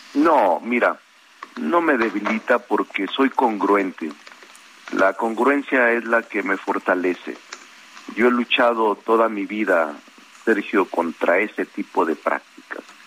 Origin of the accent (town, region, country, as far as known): Zacatecas, Mexico; moved away as an adult; now in Mexico City, Mexico